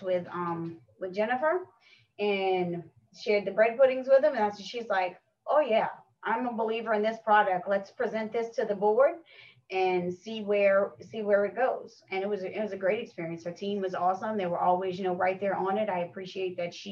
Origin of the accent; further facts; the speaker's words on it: Westwego, Louisiana, United States; I'm from here. I'm born and raised in West Wego.